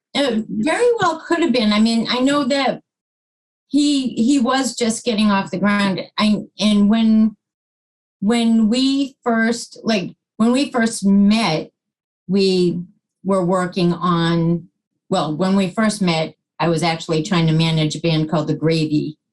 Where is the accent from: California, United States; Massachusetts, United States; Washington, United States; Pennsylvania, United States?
Massachusetts, United States; Plymouth; In Plymouth